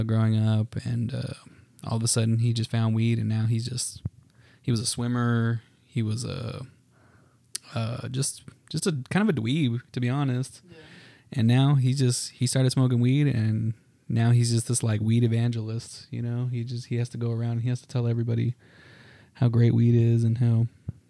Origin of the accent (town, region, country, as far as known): El Paso, Texas, United States; born or raised there; moved away as an adult; now in Dallas, United States